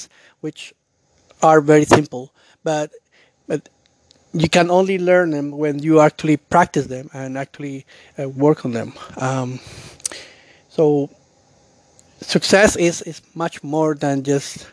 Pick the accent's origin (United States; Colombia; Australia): Colombia; now in Canada; I'm from Colombia, and now I live in Canada. So at that time, I was living in Colombia